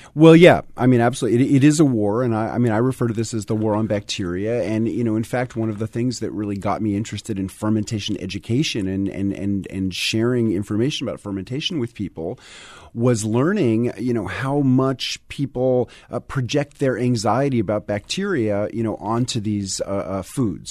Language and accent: English; New York City, New York, United States; moved away as an adult; now in Tennessee, United States; I, grew up in New York City